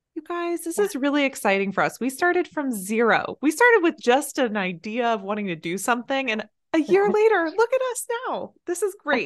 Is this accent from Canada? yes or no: no; Silicon Valley, California, United States; moved away; we're from Silicon Valley